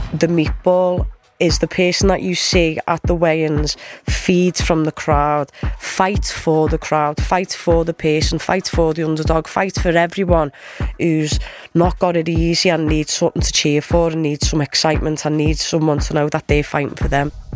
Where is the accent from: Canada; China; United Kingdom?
United Kingdom; Liverpool, North West England; also born or lived in Bournemouth; I grew up in Liverpool. I spent a lot of time in Bournemouth as well, down south.